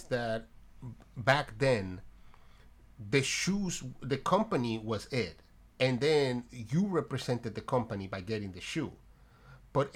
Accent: New Jersey, United States; I'm from New Jersey

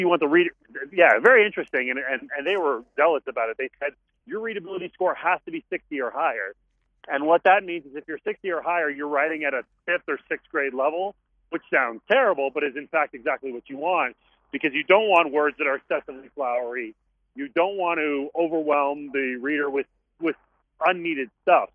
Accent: Montreal, Quebec, Canada; I grew up in Montreal

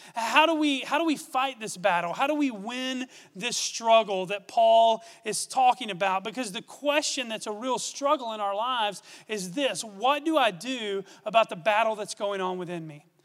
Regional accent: Gorman, Texas, United States; I grew up in Gorman, Texas, about 30 miles from here.

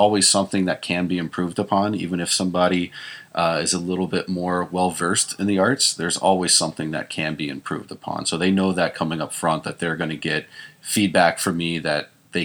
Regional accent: Texas, United States; moved away as an adult; now in California, United States; I grew up in Texas

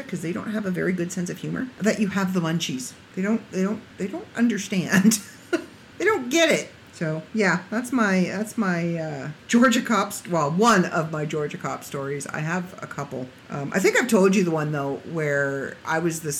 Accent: Canada; I'm from Canada

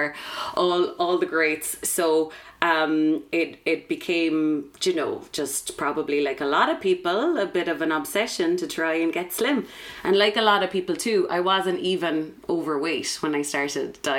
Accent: Drimoleague, Munster, Ireland; also born or lived in Edinburgh; So I'm from West Cork. I'm from Drimaleague.

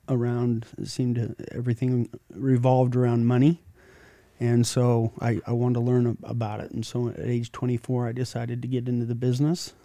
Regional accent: Sandy, Utah, United States; I grew up in Sandy. I have, uh, went to Alta High School

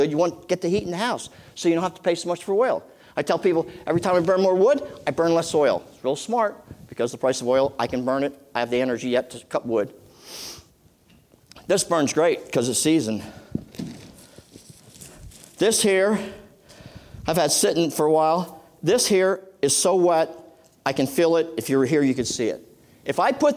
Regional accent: Boyertown, Pennsylvania, United States; also born or lived in Reading, Pennsylvania; We moved to the country from Reading, PA

